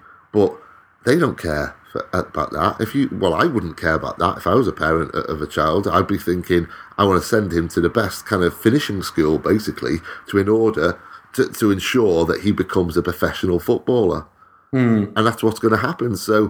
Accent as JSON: {"language": "English", "region": "Wales", "country": "United Kingdom", "said": "as a Welshman"}